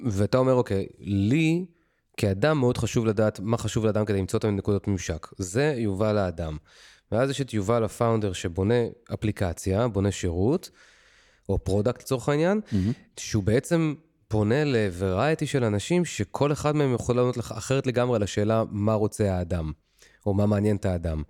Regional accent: Ramat Gan, Tel Aviv District, Israel; גדלתי משפחה ברמת גן, ממוצעת, רגילה

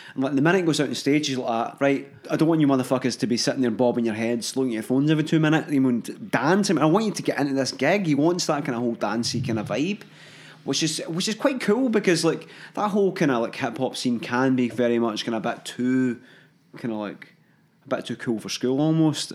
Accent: Hamilton, Scotland, United Kingdom; I'm from Hamilton.

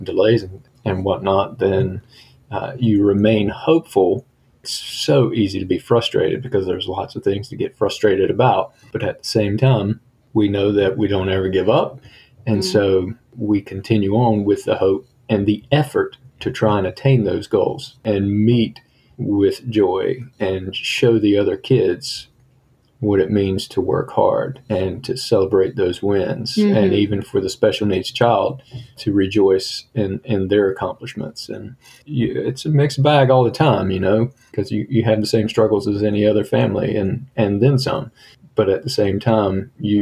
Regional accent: United States; also born or lived in Italy / Germany; we're from America.

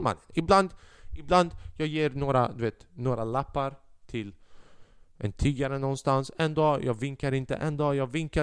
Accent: Sweden; Sverige. Landet jag är ifrån.

